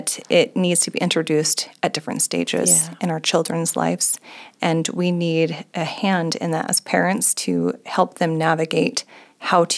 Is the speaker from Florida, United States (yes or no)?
no; Idaho, United States; also born or lived in Japan; I have lived in Idaho most of my life, except for 3 years